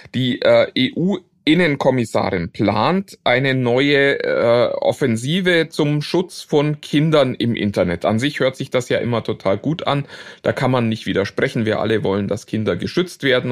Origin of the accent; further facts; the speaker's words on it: Germany; für uns als Deutsche